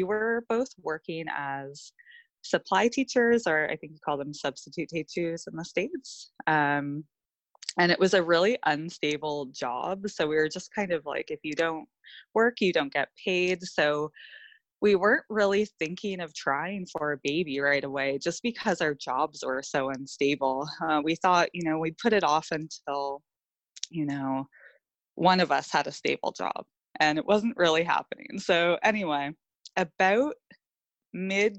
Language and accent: English; Ontario, Canada; also born or lived in Australia; We're both from Ontario, Canada